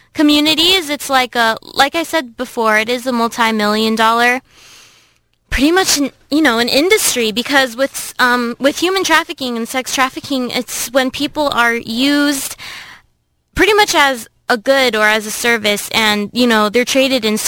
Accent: Philippines; now in Irvine, United States; in the Philippines, my home country

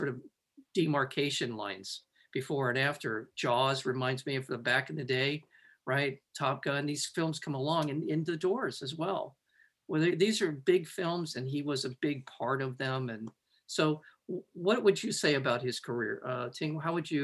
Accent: Los Angeles, California, United States; I'm from the Valley

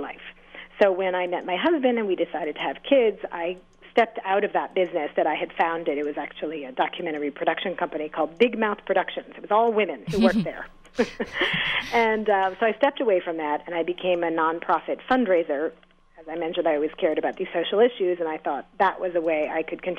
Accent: New York City, New York, United States; I grew up right on the Upper East Side, 75th and Lexington.

